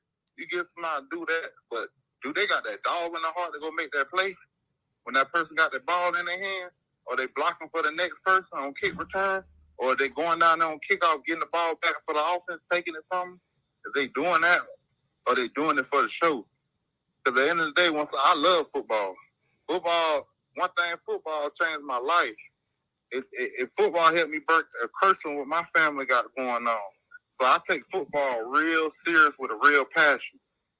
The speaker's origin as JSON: {"language": "English", "town": "Cross Creek", "region": "Florida", "country": "United States", "tie": "born there", "lives_now": "Arizona, United States", "said": "Cross Creek, Florida, in Polk County."}